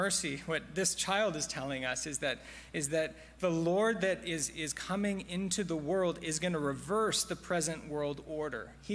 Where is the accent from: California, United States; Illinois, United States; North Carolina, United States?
California, United States; Silicon Valley; I grew up in the Silicon Valley